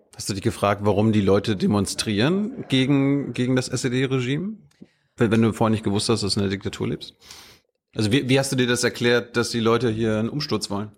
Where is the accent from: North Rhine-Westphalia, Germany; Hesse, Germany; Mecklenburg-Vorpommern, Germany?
Mecklenburg-Vorpommern, Germany; Malchin; Wir sind in meiner Heimatstadt.